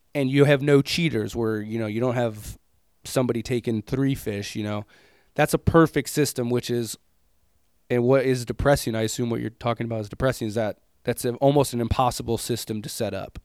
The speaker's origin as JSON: {"language": "English", "country": "United States", "said": "as an American dude"}